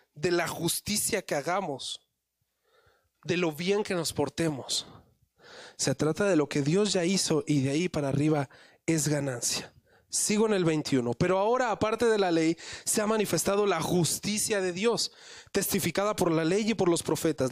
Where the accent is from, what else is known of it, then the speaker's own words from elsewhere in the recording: Mexico City, Mexico; yo nací también en la Ciudad de México